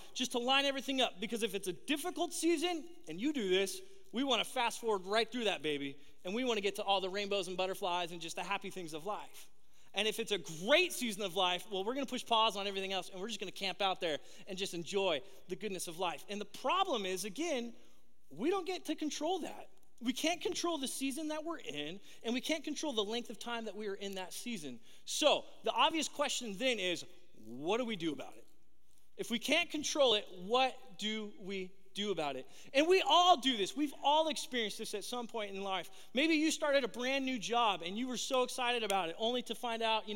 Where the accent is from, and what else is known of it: Southern California, United States; born or raised there